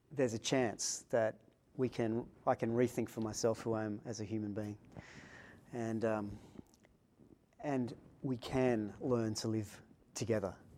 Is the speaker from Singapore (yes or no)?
no; Sydney, New South Wales, Australia; I was born in Sydney